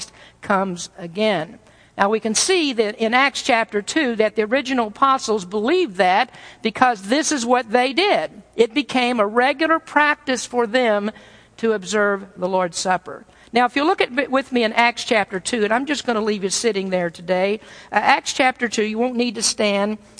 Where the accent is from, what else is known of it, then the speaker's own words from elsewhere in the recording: the South, United States; I'm from the South